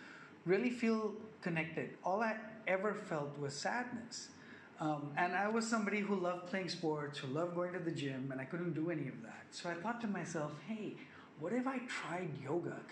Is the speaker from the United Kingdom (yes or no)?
no; Bangkok, Thailand; I live in Bangkok, Thailand. I'll start with that. I grew up here. I'm a Thai Sikh. I'm a Thai Indian.